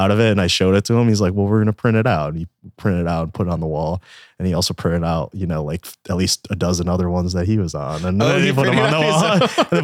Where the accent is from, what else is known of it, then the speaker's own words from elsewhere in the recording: East Coast, United States; now in Texas, United States; We're Italians from the East Coast